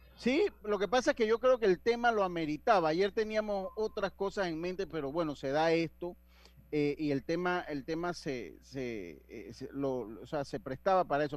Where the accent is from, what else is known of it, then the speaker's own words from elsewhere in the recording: Panama; yo soy de Panamá